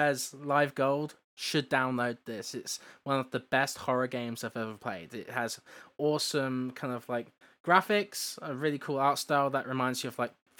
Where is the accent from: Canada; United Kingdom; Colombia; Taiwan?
United Kingdom; England; I'm English, that's the difference.